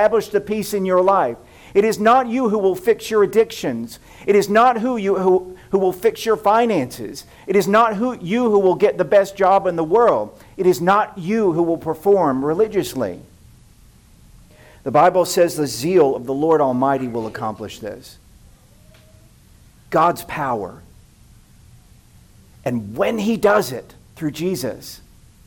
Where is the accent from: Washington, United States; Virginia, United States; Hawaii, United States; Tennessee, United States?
Tennessee, United States; I grew up in Tennessee